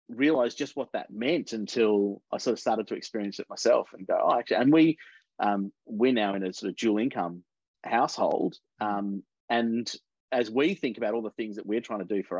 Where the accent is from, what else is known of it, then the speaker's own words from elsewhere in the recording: Mornington Peninsula, Victoria, Australia; also born or lived in Melbourne; I grew up down on the Mornington Peninsula, so a little bit out of town.